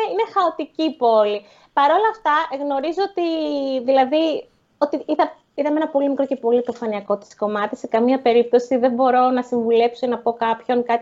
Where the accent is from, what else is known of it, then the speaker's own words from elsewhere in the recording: Athens, Attica, Greece; εμείς ας πούμε που είμαστε συνηθισμένοι από Ελλάδα και από Αθήνα